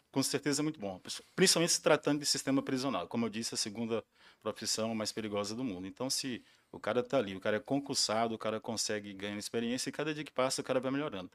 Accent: Porangatu, Goiás, Brazil; eu sou de Porangatu, trabalhei muito tempo fora

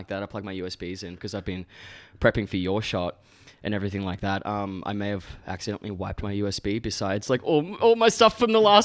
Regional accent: Gold Coast, Queensland, Australia; I grew up on the Goldie. Born and bred

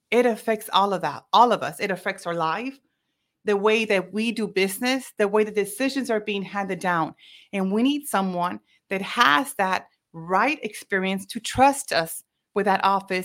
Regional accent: Mission, Texas, United States; born and raised in Mission, Texas

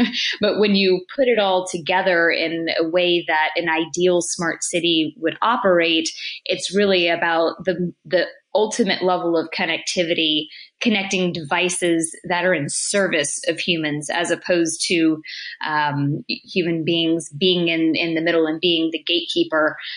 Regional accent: United States; as an American

